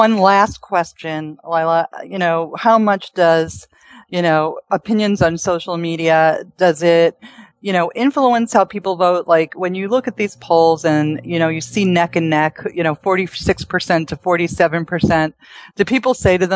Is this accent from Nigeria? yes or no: no; New York, United States; moved away; I come from New York. This is my town